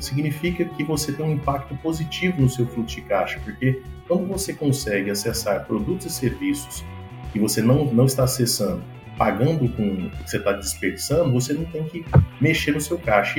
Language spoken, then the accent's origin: Portuguese; Goiânia, Goiás, Brazil; moved away as an adult; also born or lived in São Paulo / United States; eu sou natural de Goiânia